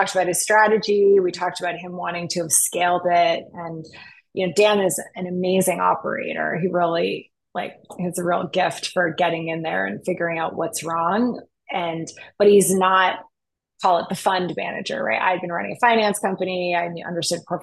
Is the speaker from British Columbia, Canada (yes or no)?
no; Montreal, Quebec, Canada; now in Vancouver, Canada; I'm from Montreal. I'm Canadian, which is how now I live in Vancouver because Montreal is too cold.